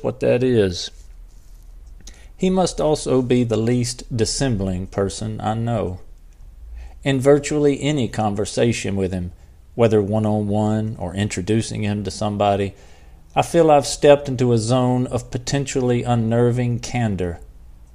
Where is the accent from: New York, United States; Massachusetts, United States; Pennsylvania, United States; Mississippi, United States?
Mississippi, United States; moved away as an adult; now in Glendale, United States; I'm from Mississippi